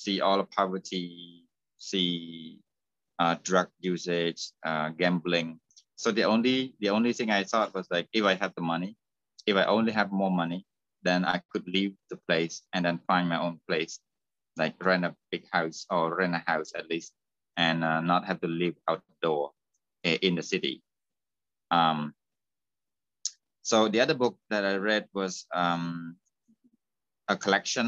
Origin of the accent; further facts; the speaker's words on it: Cambodia; moved away as an adult; I left my hometown